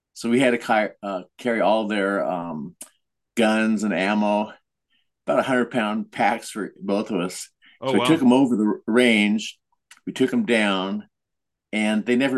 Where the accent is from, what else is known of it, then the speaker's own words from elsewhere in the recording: Thornton, Colorado, United States; now in Washington, United States; I grew up in a little suburb of Denver, north